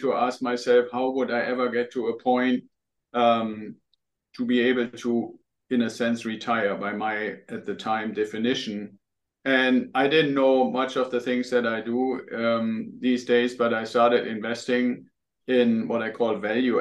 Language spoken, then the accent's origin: English; Germany; English is a second language; moved away as an adult; now in United States; I'm originally from Germany. People will probably hear that when they hear me talk